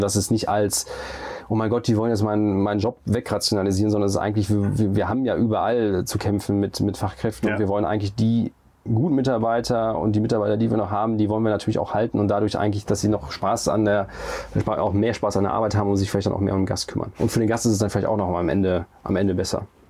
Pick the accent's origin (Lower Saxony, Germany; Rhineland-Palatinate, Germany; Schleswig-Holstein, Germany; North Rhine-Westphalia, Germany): North Rhine-Westphalia, Germany; Olpe; born or raised there; moved away; also born or lived in Siegen